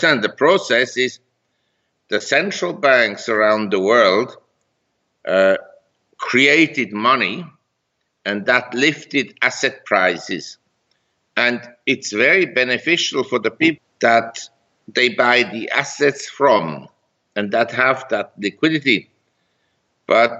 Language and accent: English; Zurich, Switzerland; moved away as an adult; also born or lived in Geneva, Switzerland / London, United Kingdom / New York, United States / Hong Kong; now in Chiang Mai, Thailand; I grew up in Geneva and Zurich, and I went to school in Zurich